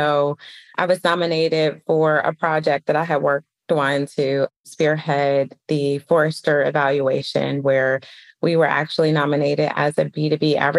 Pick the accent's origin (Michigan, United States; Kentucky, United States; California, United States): Michigan, United States; Detroit; moved away as an adult; now in Atlanta, United States; I grew up in Detroit, Michigan. I live in Atlanta now